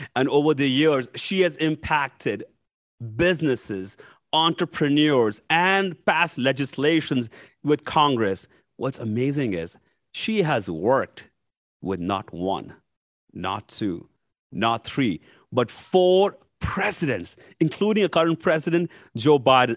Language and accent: English; India; moved away as an adult; now in United States; I was nineteen year old when I came from India to U S to go to grad school.